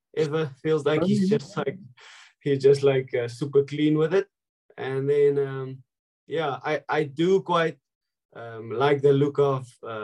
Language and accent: English; South Africa; moved away as an adult; now in Treviso, Italy; if you're a boy growing up in South Africa